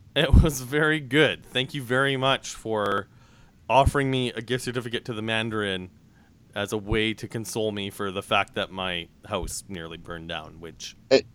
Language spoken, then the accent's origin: English; Saskatchewan, Canada; now in Toronto, Canada; growing up in Saskatchewan